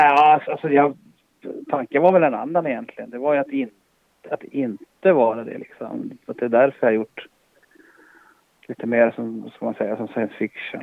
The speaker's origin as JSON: {"language": "Swedish", "town": "Boden", "region": "Norrbotten County", "country": "Sweden", "tie": "born or raised there", "said": "jag är född i Boden"}